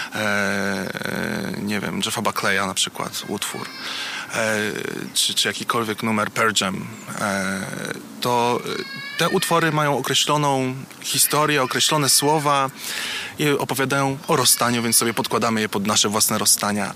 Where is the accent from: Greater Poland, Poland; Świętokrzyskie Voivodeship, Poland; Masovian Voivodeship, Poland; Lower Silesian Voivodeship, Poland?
Masovian Voivodeship, Poland; Warsaw; jestem warszawiakiem od urodzenia